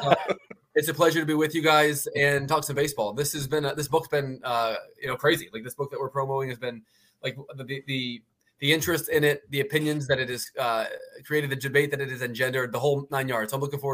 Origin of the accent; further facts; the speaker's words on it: Philadelphia, Pennsylvania, United States; also born or lived in Baltimore, Maryland; my family moved there early enough in life